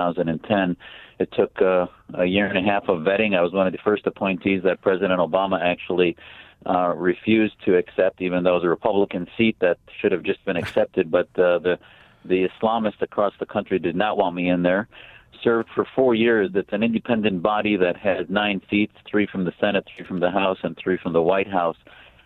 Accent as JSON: {"language": "English", "region": "Wisconsin", "country": "United States", "tie": "born or raised there", "also_born_or_lived": "Syria (family ancestry) / Maricopa County, Arizona", "moved": "as an adult", "lives_now": "Arizona, United States", "said": "I grew up in Wisconsin"}